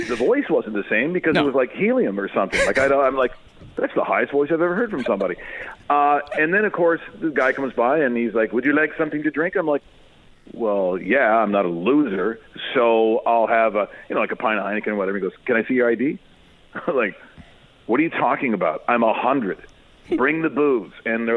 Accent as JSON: {"language": "English", "region": "Ontario", "country": "Canada", "tie": "born or raised there", "also_born_or_lived": "Calgary, Alberta", "said": "I obviously born and raised in Ontario and worked the majority of my life, except for those 6.5 years in Calgary."}